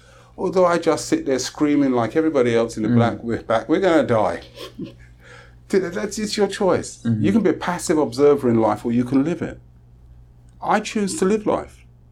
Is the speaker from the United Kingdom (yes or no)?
yes; England, United Kingdom; now in Trinidad and Tobago; I love black people. I'm from England and I know what it's like. And when I come to a country that is predominantly black people